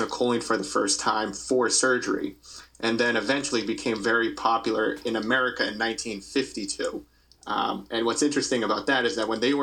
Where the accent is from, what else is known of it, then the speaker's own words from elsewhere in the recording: Massachusetts, United States; moved away as an adult; also born or lived in Austin, Texas; now in Scranton, United States; I'm originally from Massachusetts, and I did 3 years of ICU work in Austin, Texas